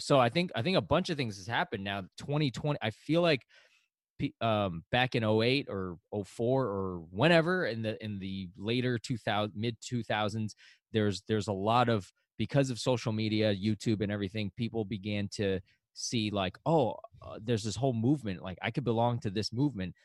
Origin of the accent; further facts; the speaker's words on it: China; now in New York, United States; I was born in China. That's my ethnicity.